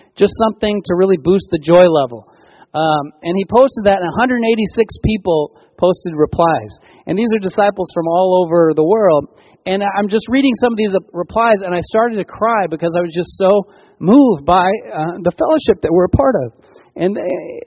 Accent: California, United States; As Californians

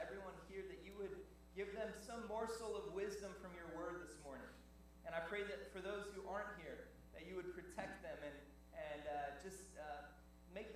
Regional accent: Colorado, United States; moved away as an adult; now in Torrance, United States; I was born and raised in Colorado

